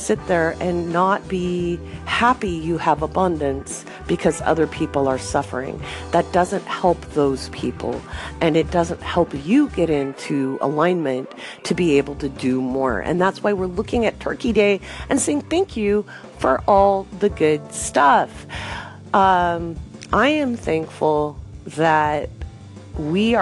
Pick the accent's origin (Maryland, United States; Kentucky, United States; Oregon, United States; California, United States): Oregon, United States; moved away as an adult; also born or lived in England / West Africa / Bahrain; I grew up in Oregon